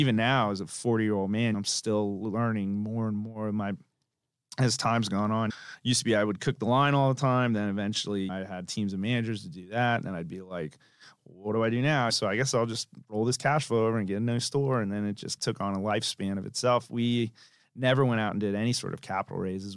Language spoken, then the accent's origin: English; Tampa, Florida, United States; moved away as an adult; also born or lived in Tallahassee, Florida; I'm from Tampa, Florida originally